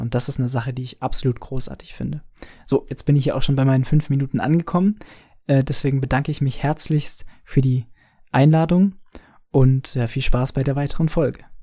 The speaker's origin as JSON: {"language": "German", "area": "Franconia", "region": "Bavaria", "country": "Germany", "said": "ich als Franke"}